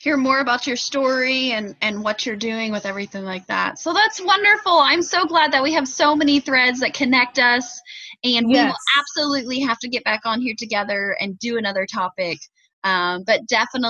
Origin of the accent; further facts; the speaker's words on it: Indiana, United States; accent: Hoosier; my Hoosier slang